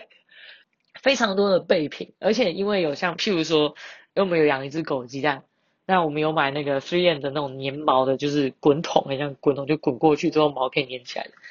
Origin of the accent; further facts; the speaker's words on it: Banqiao, New Taipei, Taiwan; 板桥是我的故乡